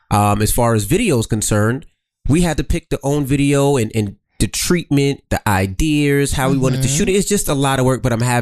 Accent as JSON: {"language": "English", "town": "New York City", "region": "New York", "country": "United States", "tie": "born or raised there", "said": "Well, I'm from Queens."}